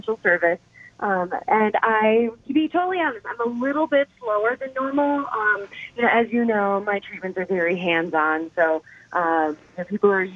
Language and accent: English; Clintonville, Wisconsin, United States; moved away as an adult; also born or lived in Waukesha, Wisconsin; I grew up in Clintonville, Go Truckers. It's about 2 hours north of here